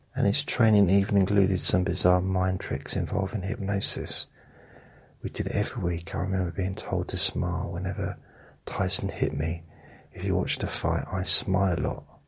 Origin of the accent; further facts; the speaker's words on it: England, United Kingdom; I'm from England.